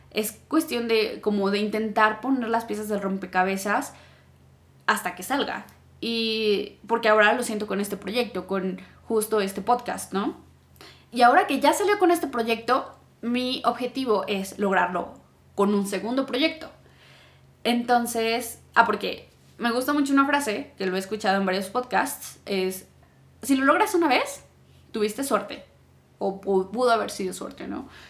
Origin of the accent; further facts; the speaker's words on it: Mexico; yo ya salí de México, ya estuve viajando